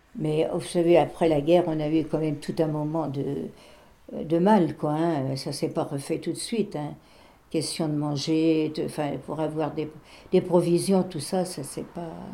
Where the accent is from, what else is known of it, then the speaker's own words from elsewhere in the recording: Barbâtre, Pays de la Loire, France; chez nous à Barbate, les, les, Allemands, ils étaient dans notre classe. On allait à l'école dans une petite maison.